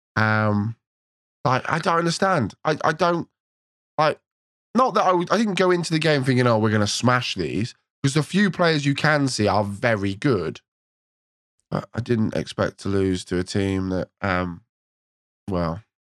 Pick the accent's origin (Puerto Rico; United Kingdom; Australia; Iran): United Kingdom; England; as an Englishman